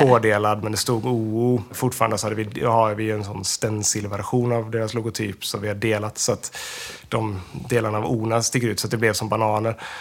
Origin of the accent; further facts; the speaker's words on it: Västra Götaland, Sweden; jag är från Lillhättan